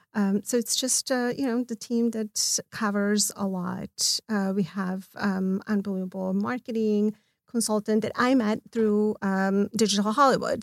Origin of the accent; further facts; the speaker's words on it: Belgrade, Serbia; now in Los Angeles, United States; I'm from Belgrade